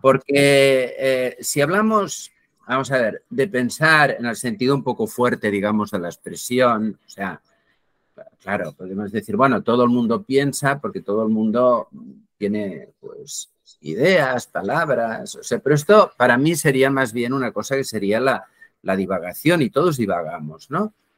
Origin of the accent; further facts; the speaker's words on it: Barcelona, Catalonia, Spain; Yo soy de Barcelona. Eh, bueno, ya soy algo viejo, nací el año 1954, sigo en Barcelona.